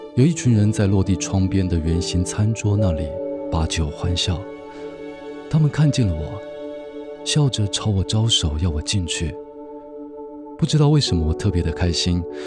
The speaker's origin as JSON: {"language": "Chinese", "country": "Taiwan", "said": "然后我是台湾人"}